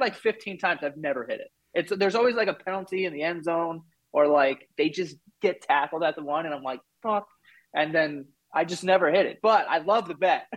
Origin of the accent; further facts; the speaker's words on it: New York City, New York, United States; I'm from Queens, so, like, if we wanted to get anywhere, you had to take the train